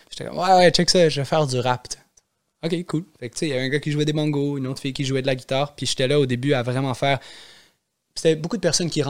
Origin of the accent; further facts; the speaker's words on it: Montreal, Quebec, Canada; j'ai grandi à la Chine.